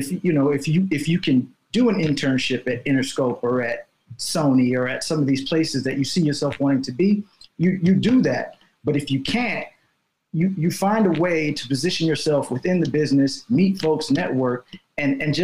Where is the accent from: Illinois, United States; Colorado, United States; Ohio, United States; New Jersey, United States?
Illinois, United States; Chicago; moved away as an adult; also born or lived in Evanston, Illinois; now in Los Angeles, United States; I'm from Chicago, born and raised in Chicago